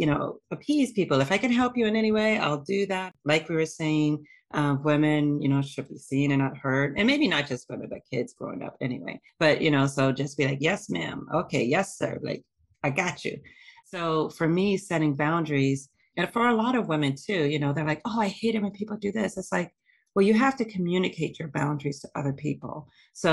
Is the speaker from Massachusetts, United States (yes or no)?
yes; Boston, Massachusetts, United States; moved away; also born or lived in Ohio; I'm originally from Ohio, but I grew up in Boston. So I was in Boston for like 30 years